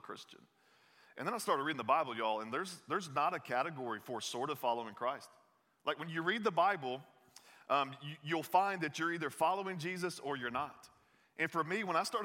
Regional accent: the South, United States; accent: Southern; I grew up in the South. You'll hear this in my voice a little bit

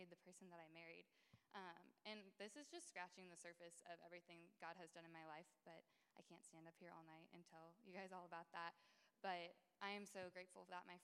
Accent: St. Louis area, Southern Illinois, United States; moved away as an adult; also born or lived in Columbia, Missouri; now in Kansas City, United States; I'm originally from the Southern Illinois, St. Louis area

